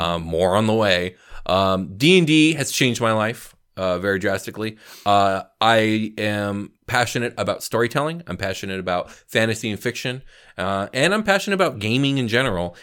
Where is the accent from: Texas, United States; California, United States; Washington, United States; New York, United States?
California, United States; as a Californian